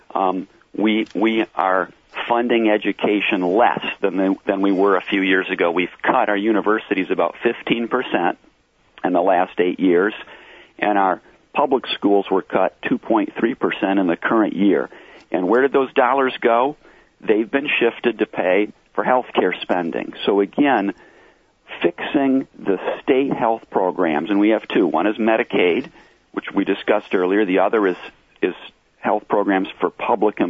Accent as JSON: {"language": "English", "town": "Flint", "region": "Michigan", "country": "United States", "said": "I'm originally from Flint, so I'm from a core city"}